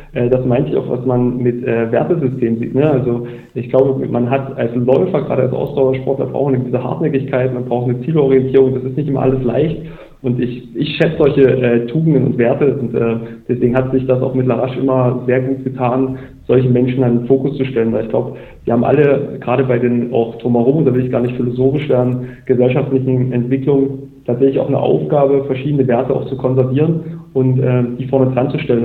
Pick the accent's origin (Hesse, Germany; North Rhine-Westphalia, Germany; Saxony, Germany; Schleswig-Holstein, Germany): Saxony, Germany; Bautzen; Weil das mein Geburtsort ist